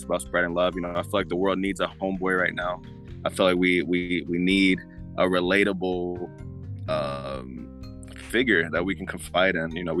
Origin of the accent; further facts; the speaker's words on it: Atlanta, Georgia, United States; also born or lived in New Jersey; I'm from New Jersey, but I've been in Atlanta my whole life